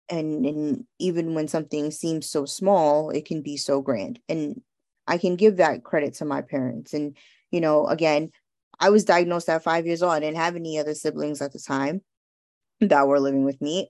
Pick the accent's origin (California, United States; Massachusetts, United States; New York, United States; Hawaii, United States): New York, United States; New York City; I'm growing up in New York